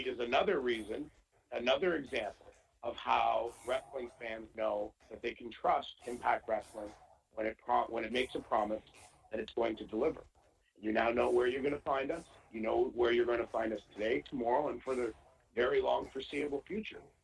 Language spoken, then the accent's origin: English; Canada; being Canadian